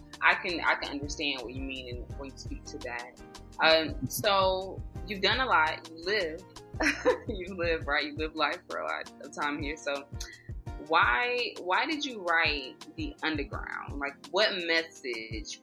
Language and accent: English; United States; Growing up in America